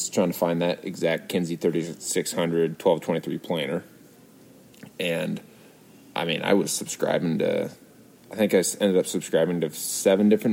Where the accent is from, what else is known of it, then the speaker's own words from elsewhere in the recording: Southeast Iowa, United States; I grew up in Southeast Iowa